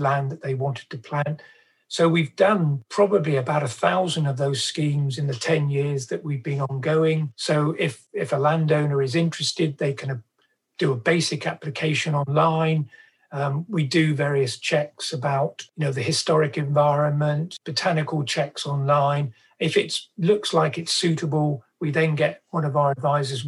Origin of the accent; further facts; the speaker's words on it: Cornwall, South West England, United Kingdom; as a child growing up in Cornwall